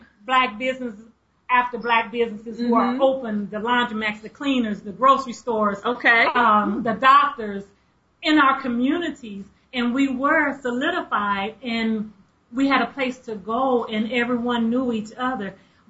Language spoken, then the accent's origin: English; Tulsa, Oklahoma, United States; I'm originally from Tulsa, Oklahoma.